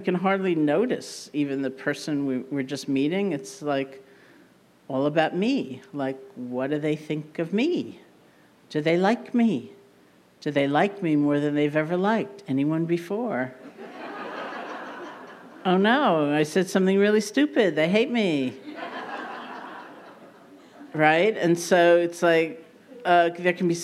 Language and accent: English; New York, United States; being a New Yorker